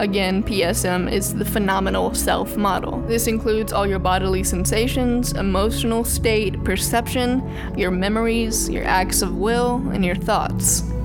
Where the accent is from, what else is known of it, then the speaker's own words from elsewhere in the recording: Birmingham, Alabama, United States; I grew up in Birmingham, which is not like the rest of Alabama.